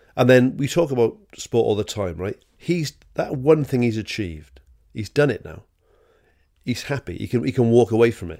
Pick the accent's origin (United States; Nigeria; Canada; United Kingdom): United Kingdom; Wales; I'm a Welsh bloke